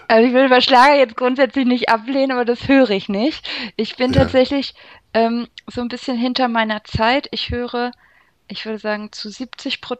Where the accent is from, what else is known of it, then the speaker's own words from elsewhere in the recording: Hanover, Lower Saxony, Germany; ja, ich komme aus Hannover. Ähm, bestimmt wegen des Hochdeutsch